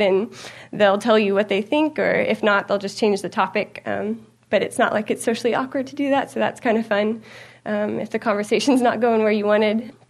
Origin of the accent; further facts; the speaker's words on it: United States; we are American